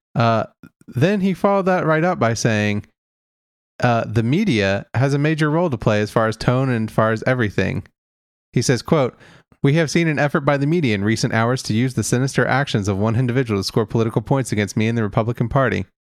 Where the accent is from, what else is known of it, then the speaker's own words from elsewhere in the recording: Kentucky, United States; considering my home state